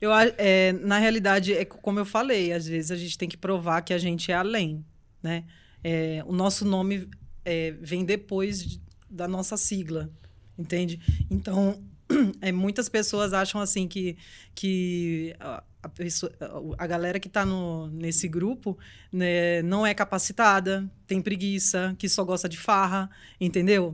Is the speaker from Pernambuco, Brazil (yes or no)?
yes; Recife, Pernambuco, Brazil; moved away; eu sou de Recife.